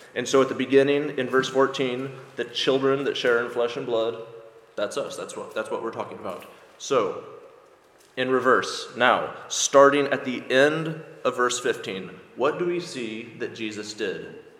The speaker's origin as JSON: {"language": "English", "country": "United States", "tie": "born or raised there", "moved": "as an adult", "lives_now": "Ireland", "said": "if you can't tell from my accent, I'm from America"}